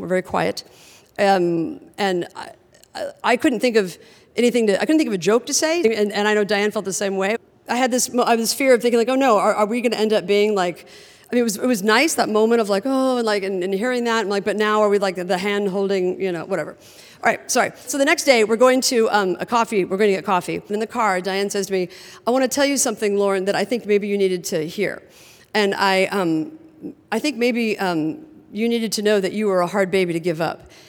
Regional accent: Midwest, United States; I was from the Midwest

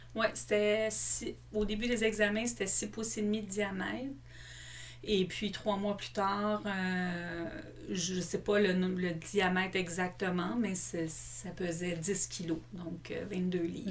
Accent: Longueuil, Quebec, Canada; moi, je suis une fille de la Rive-Sud. J'ai grandi à Longueuil.

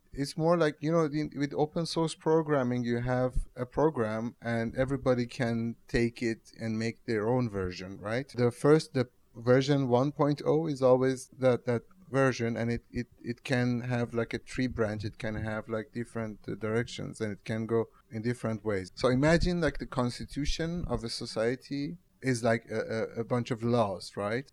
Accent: Tehran, Tehran Province, Iran; now in Rotterdam, Netherlands; I'm from Tehran.

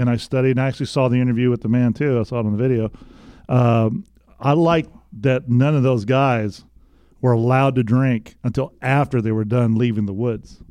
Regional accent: West Texas, United States; moved away as an adult; I'm from West Texas

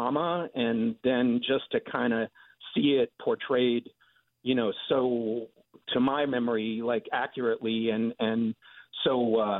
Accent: Suitland, Maryland, United States; now in Martinez, United States; I grew up in Siouxland, Maryland, right outside of Southeast Washington, D.C.

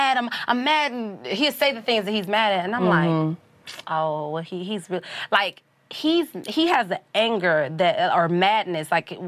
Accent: Detroit, Michigan, United States; moved away as an adult; also born or lived in the South; I'm from Detroit

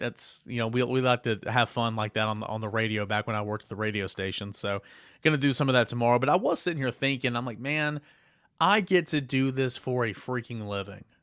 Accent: East Tennessee, United States; I'm from East Tennessee. I mean, I grew up going to Tennessee games

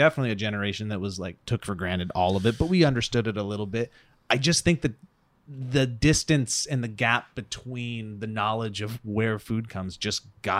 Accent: Montana, United States; I grew up in Montana

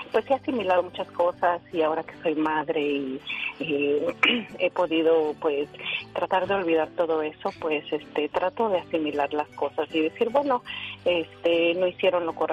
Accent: Mexico City, Mexico; Soy, soy del Distrito Federal y este, es algo bien triste

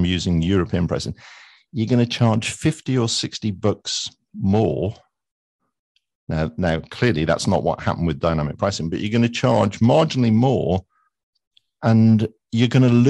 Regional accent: United Kingdom; I know I'm British and therefore I'll go into caricature.

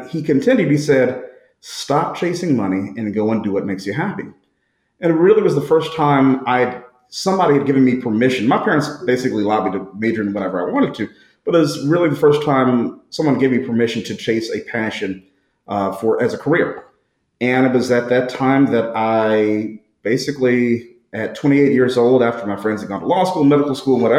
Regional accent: St. Louis, Missouri, United States; also born or lived in New Orleans; born and raised in St. Louis.

